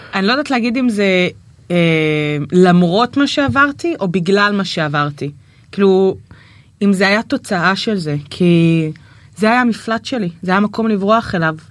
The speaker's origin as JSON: {"language": "Hebrew", "town": "Nahariya", "region": "Northern District", "country": "Israel", "moved": "yes", "lives_now": "Tel Aviv, Israel", "said": "אני מנהריה, מהפריפריה"}